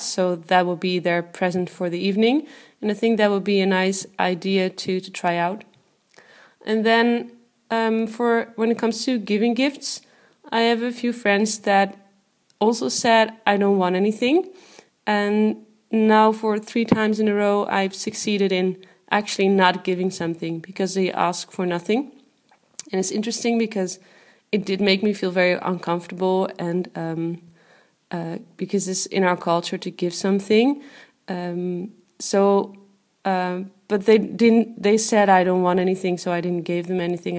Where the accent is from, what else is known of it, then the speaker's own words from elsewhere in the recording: Netherlands; I am from the Netherlands.